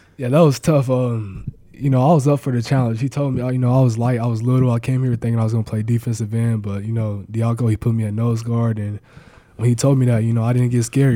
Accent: Mustang, Oklahoma, United States; moved away as an adult; now in Nebraska, United States; my home state

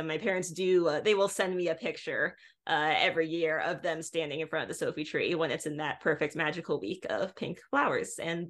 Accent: Illinois, United States; I come from Illinois originally.

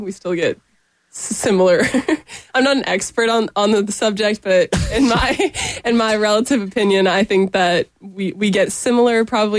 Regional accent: Boston, Massachusetts, United States; moved away as an adult; now in Columbia, United States; I'm from Boston. So I went home for the summer

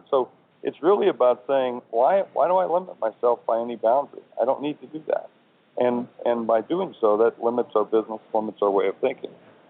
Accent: South Dakota, United States; moved away; I'm originally from South Dakota

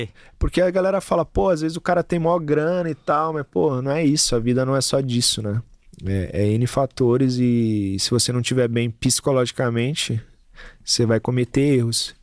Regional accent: São Paulo, Brazil; eu sou da, de Taquera, eu tenho que ser corintiano

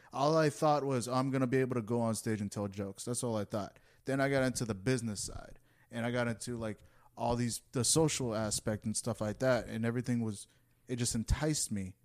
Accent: United States; I was born in the U S

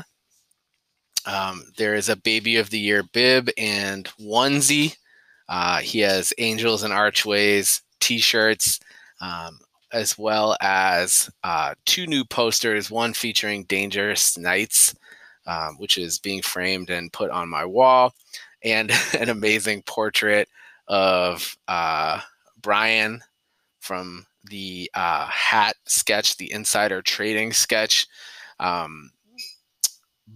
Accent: Lynn, Massachusetts, United States; I grew up in a city called Lynn

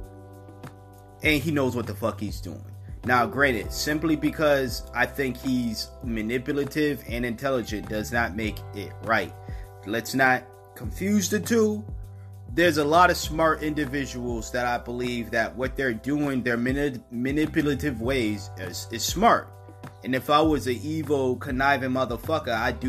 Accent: United States; I record in America. I'm an American

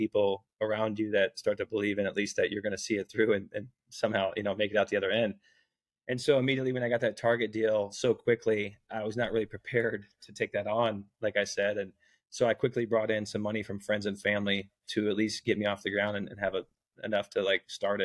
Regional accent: Bloomington, Indiana, United States; also born or lived in Ohio; I grew up in Indiana, in Bloomington, Indiana. I was born in Ohio, grew up in Indiana, moved around Indiana a little bit

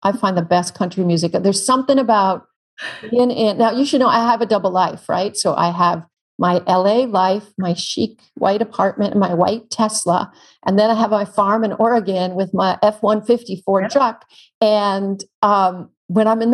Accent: Canada; now in California, United States; I'm Canadian. We have real grizzlies where I'm from

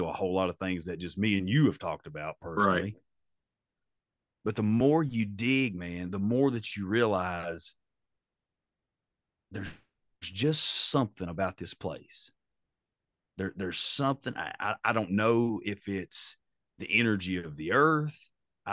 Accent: Haysi / Elkhorn City area, Appalachia, United States; we have an interstate park in my hometown that runs, you know, it's shared between Haysi and Elkhorn City, Kentucky

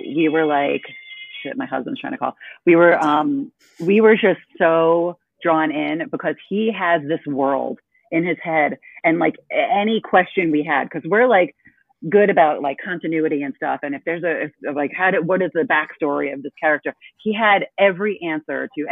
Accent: East Coast, United States; moved away; I'm from the East Coast

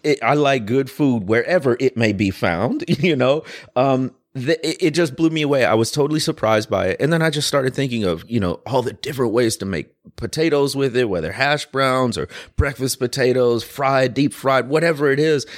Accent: Midwest, United States; also born or lived in Deep South; now in Louisville, United States; I grew up in the Midwest, but spent a ton of time in the Deep South

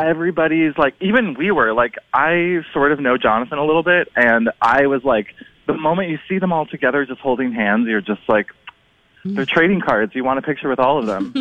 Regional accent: Minnesota, United States; I'm from Minnesota

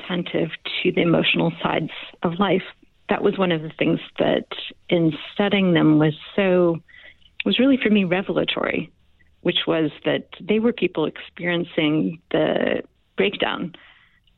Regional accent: Louisville, Kentucky, United States; moved away; also born or lived in Massachusetts / California; I grew up in Louisville, Kentucky

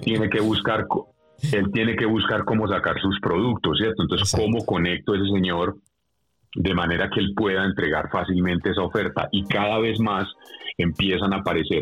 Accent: Colombia

